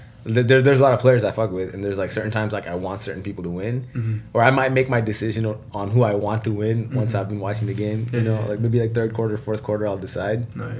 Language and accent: English; Seattle, Washington, United States; I grew up in Seattle